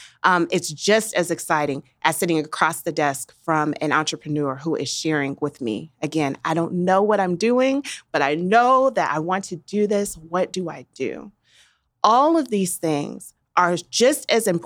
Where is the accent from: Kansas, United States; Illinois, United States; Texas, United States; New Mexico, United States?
Kansas, United States; Wichita; Why did I decide to stay in Wichita? It is because it is home. My family is here.